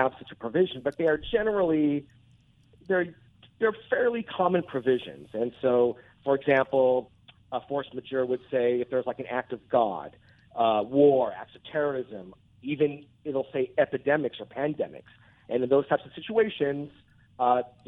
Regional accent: Anaheim, California, United States; I grew up in Anaheim going to Angels games my whole life

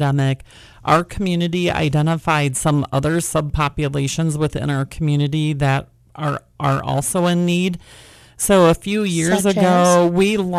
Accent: rural Wisconsin, United States; moved away as an adult; now in California, United States; I am not a native Californian. I actually grew up in rural Wisconsin

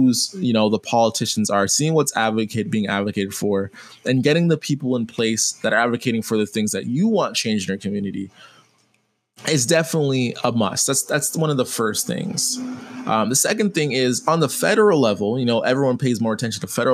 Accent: Jamaica; being Jamaican

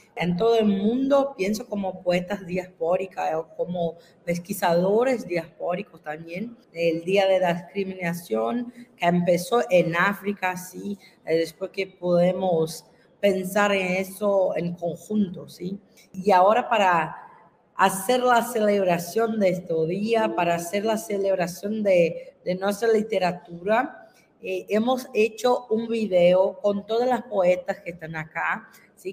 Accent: Brazil; soy profesora invitada de Brasil

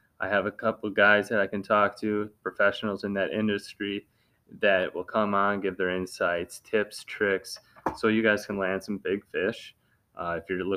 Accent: Wisconsin, United States; I'm from Wisconsin. I'm all about Wisconsin

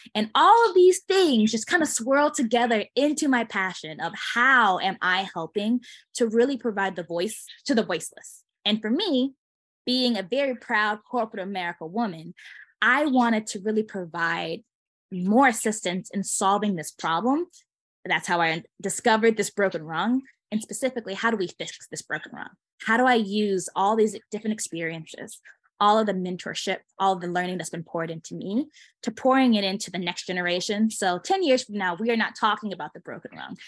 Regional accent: Chicago, Illinois, United States; I'm originally from Chicago area.

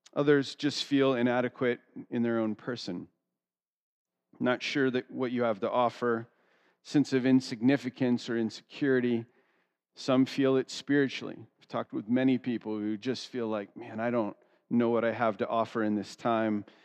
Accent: United States; I grew up two hours outside of Philadelphia

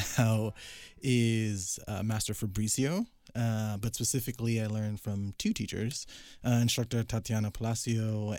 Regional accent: New York, United States; I grew up in New York, born and raised.

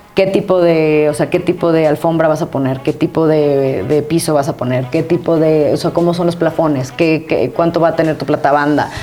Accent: Mexico; moved away as an adult; also born or lived in Costa Rica; me salí de México

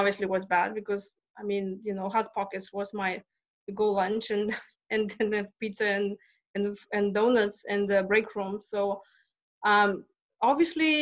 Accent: Lithuania; moved away as an adult; now in Texas, United States; I'm not from Texas. I'm from Lithuania, and I came 20 years ago.

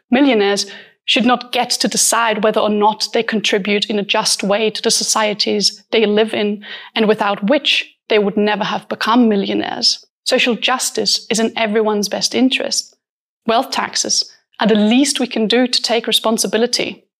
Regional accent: Austria; I am from Austria. I was born into a rich family

